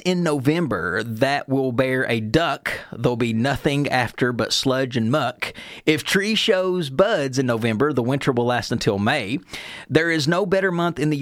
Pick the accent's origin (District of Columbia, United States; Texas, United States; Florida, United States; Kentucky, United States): Kentucky, United States; Beaver; we're both from a town called Beaver